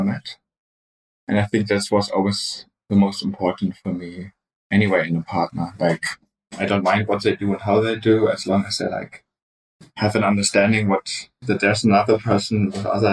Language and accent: English; Munich, Bavaria, Germany; I come from Munich, Germany.